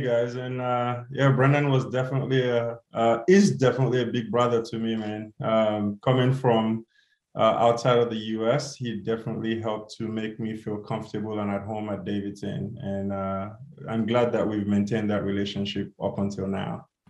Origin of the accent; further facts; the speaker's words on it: Nigeria; now in United States; growing up in Nigeria and just the difficulty in getting shoes.